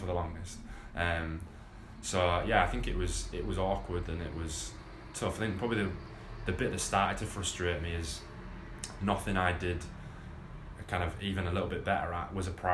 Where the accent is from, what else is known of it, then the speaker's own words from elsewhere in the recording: England, United Kingdom; as an English player